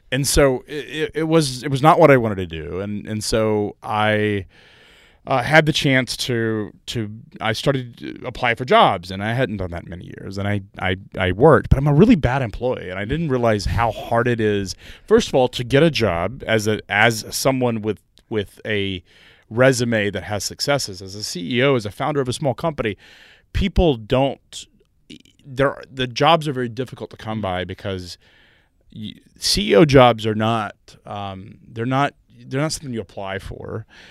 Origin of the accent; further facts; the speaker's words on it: Chattanooga, Tennessee, United States; I'm from Chattanooga, Tennessee.